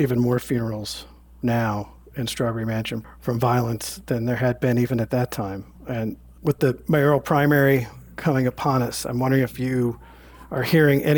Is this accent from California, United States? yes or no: no; Chicago, Illinois, United States; now in Philadelphia, United States; I originally grew up in Chicago in the suburbs there. But I've been in Philly since the 90s